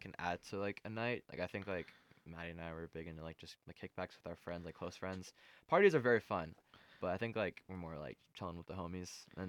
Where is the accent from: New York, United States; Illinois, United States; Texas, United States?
Texas, United States; Dallas; moved away as an adult; So I'm from Dallas, Texas, and I've lived there my entire life.